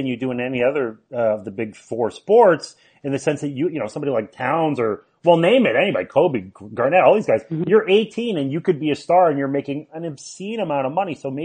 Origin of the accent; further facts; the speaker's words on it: Canada; also born or lived in Colorado; I'm a Canadian who lived in Colorado and moved back to Canada